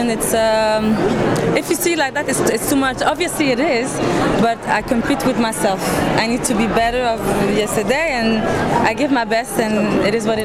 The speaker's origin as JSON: {"language": "English", "town": "Montreal", "region": "Quebec", "country": "Canada", "said": "Obviously English, since I'm from Montreal."}